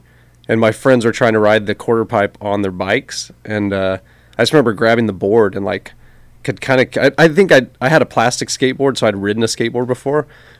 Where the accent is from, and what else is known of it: Seguin, Texas, United States; born or raised there; also born or lived in Kansas City, Missouri